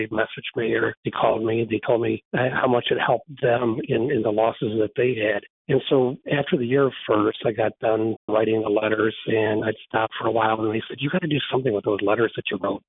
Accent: Frankenmuth, Michigan, United States; here in my hometown of Frankenmuth

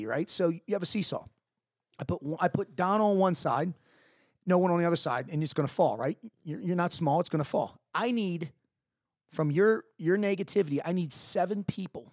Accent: Dundalk, Maryland, United States; I'm originally from Dundalk, Maryland, which is not the greatest part of town in Maryland

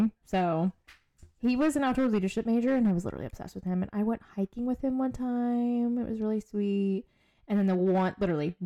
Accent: near Fort Stewart, Savannah area, Georgia, United States; So Fort Stewart is more so like closer to my hometown

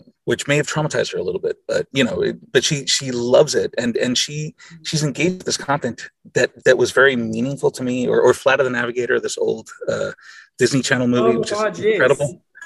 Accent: Costa Rica; first language Spanish; English is a second language; I grew up in Costa Rica, and I didn't become fluent in English until I was 10. And I was certainly, I did not speak any English before age 8.

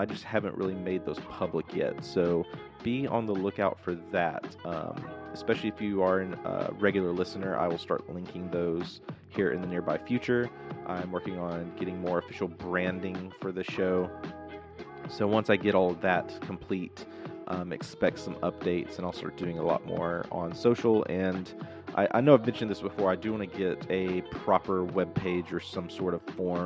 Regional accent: Southern Arkansas, United States; I grew up in a very small town. I grew up in Southern Arkansas.

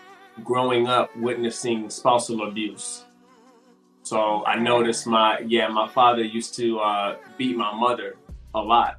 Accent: Michigan, United States; now in Texas, United States; I'm from Michigan in Texas right now

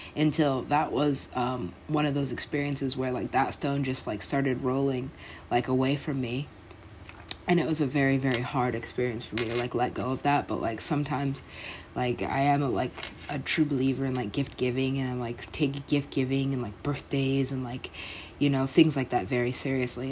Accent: United States; also born or lived in Los Angeles; for being American

